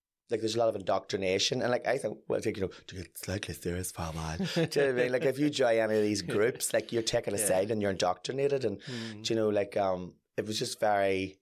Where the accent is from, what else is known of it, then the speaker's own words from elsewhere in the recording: Donaghcloney, Northern Ireland, United Kingdom; also born or lived in Waringstown; whenever I was maybe about 8, we moved from Waringstown to Donaghcloney